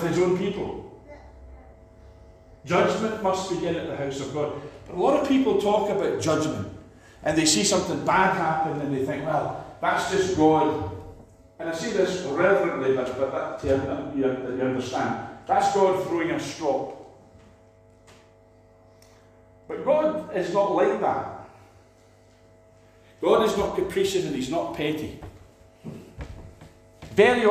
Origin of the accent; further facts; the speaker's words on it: Scotland, United Kingdom; we're down from Scotland